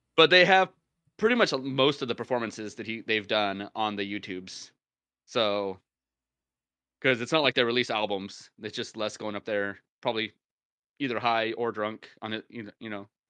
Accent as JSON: {"language": "English", "country": "United States", "said": "I'm American"}